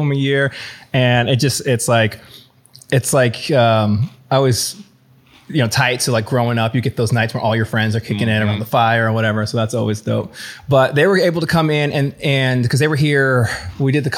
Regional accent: Clearwater, Florida, United States; moved away as an adult; It's my hometown

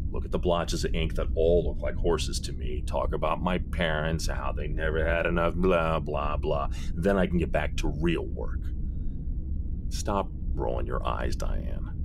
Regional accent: Brooklyn, New York, United States; I grew up in Brooklyn, so our booze selection was either Italian Bucco or Manischewitz.

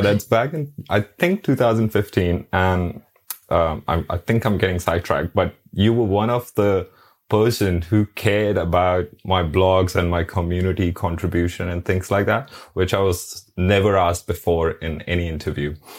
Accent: New Delhi, Delhi, India; now in Brisbane, Australia; originally I'm from New Delhi

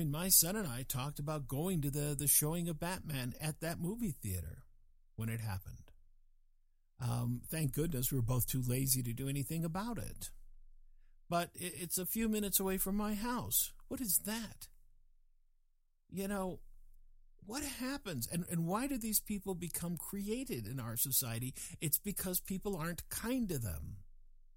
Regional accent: England, United Kingdom; I was born in England

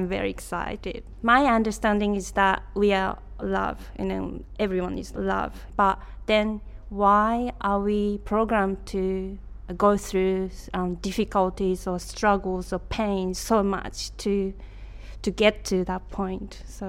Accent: Japan; moved away as an adult; now in Melbourne, Australia; I'm originally from Japan and living in Melbourne for 11 years now.

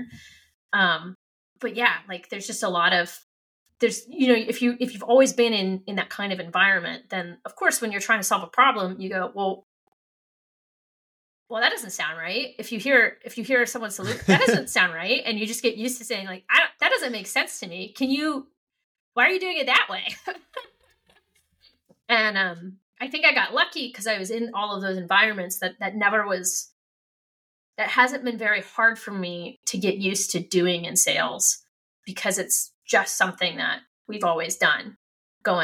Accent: Ohio, United States; moved away as an adult; also born or lived in Kentucky; I was from Ohio, but my school was in Kentucky.

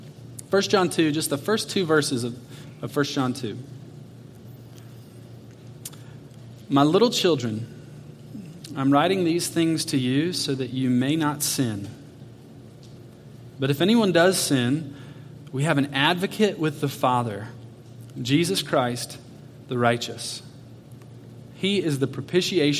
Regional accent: Atlanta, Georgia, United States; I grew up in Atlanta, so we drove from Atlanta, Georgia, out to Arizona

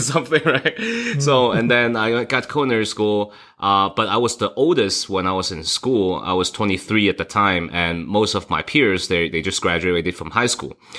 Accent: Hong Kong; now in Las Vegas, United States; I was born in Hong Kong

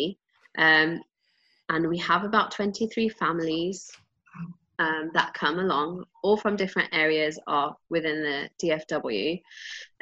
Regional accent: England, United Kingdom; moved away; I grew up in England

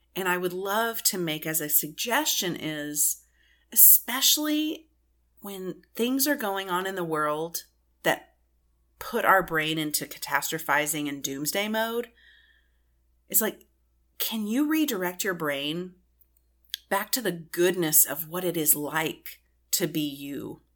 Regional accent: Texas, United States; I'm from Texas.

